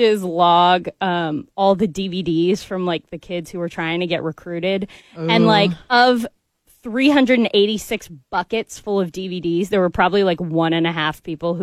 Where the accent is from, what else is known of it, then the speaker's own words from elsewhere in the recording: Columbia, Missouri, United States; moved away as an adult; now in Atlanta, United States; I grew up in Columbia too